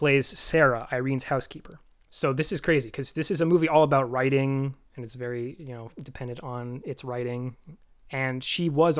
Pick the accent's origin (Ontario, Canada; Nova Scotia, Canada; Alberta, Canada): Ontario, Canada; now in Vancouver, Canada; I currently live in Vancouver. I'm from Ontario.